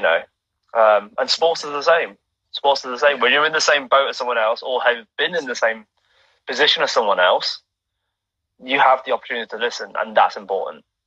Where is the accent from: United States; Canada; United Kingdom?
United Kingdom; my being Chinese in the UK, mm-hmm. um, being British born to first generation immigrants from from Hong Kong.